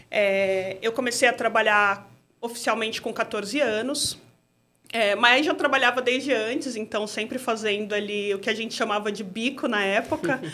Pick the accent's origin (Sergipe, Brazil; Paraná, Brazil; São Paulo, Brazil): São Paulo, Brazil; sou moradora do bairro do Mandaqui, Zona Norte. Nasci no Mandaqui, praticamente moro na mesma região